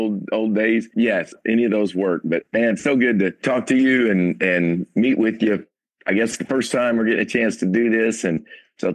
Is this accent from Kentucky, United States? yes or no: yes; Paducah, Kentucky, United States; Absolutely. Yeah. Western Kentucky, which is, you know, if you know the map of Kentucky, it's the far left little corner down there, the little end of just before you fall over into Illinois.